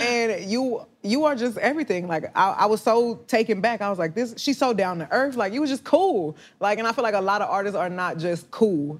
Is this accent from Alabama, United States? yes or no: no; Houston, Texas, United States; growing up in the South